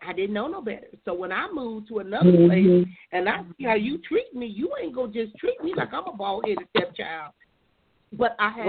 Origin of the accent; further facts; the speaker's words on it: Compton, California, United States; also born or lived in Oceanside, California; Growing up in Compton, I remember when I moved to Oceanside at 19